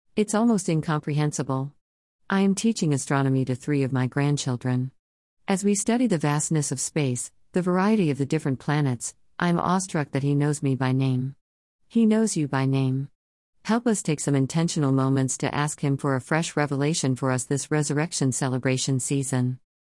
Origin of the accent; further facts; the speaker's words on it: Whidbey Island, Washington, United States; I was fortunate to be born in Washington State. I grew up on Whidbey Island